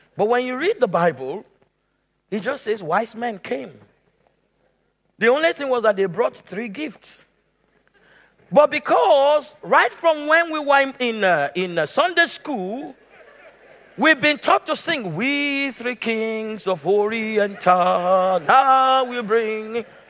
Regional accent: Nigeria; moved away; also born or lived in Lagos, Nigeria; I left the city of Lagos and went to my hometown

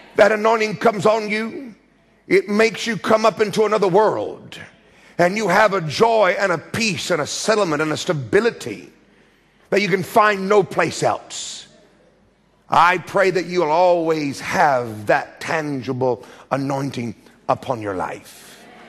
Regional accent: United States; accent: American; my American screaming accent

